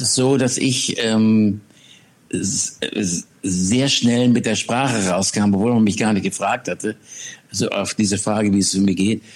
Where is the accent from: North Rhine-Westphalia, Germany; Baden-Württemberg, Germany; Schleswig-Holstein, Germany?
Schleswig-Holstein, Germany; von Schleswig-Holstein, wo ich groß geworden bin